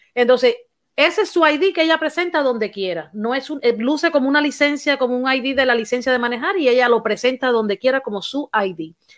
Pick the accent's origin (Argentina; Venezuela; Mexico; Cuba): Cuba; soy cubana